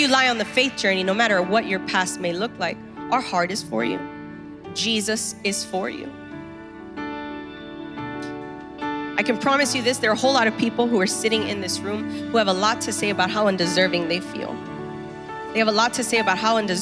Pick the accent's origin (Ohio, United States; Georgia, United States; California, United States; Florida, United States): Florida, United States; Miami; when you're born and raised in Miami